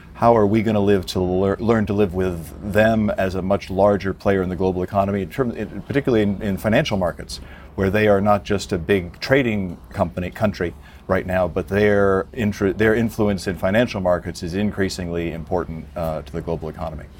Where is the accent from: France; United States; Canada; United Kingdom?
United States; as an American watching this from afar